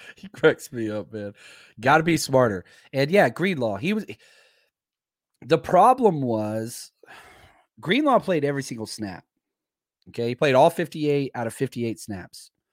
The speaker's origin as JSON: {"language": "English", "town": "Dallas", "region": "Texas", "country": "United States", "said": "I'm from Dallas"}